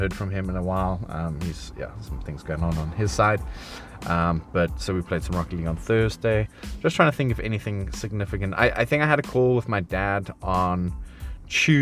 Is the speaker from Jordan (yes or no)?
no; South Africa; now in United Kingdom; as a South African